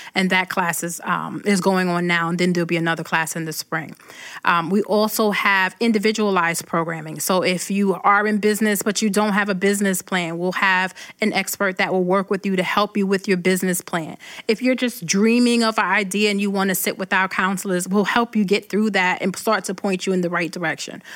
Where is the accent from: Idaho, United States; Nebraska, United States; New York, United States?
New York, United States; Brooklyn; moved away as an adult; now in Rochester, United States; When I go back to Brooklyn